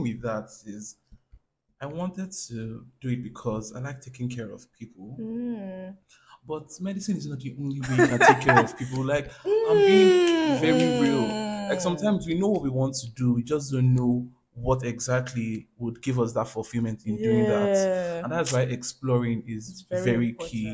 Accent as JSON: {"language": "English", "country": "Nigeria"}